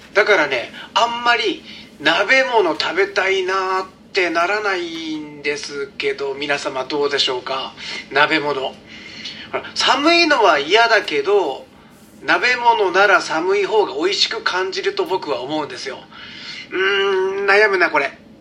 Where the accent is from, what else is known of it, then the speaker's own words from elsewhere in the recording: Yokohama, Kanagawa, Japan; moved away; also born or lived in Hokkaido; 僕北海道に住んでたことあるんですけど横浜出身なんですけどね